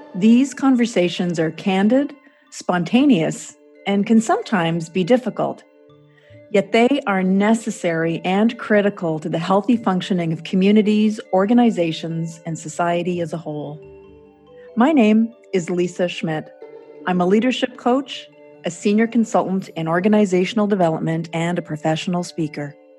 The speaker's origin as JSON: {"language": "English", "region": "Quebec", "country": "Canada", "tie": "born or raised there", "said": "growing up in Quebec"}